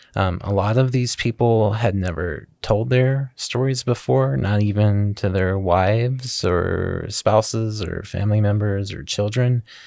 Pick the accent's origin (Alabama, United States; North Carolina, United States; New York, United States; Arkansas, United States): Arkansas, United States; Southeast; Growing up in Southeast Arkansas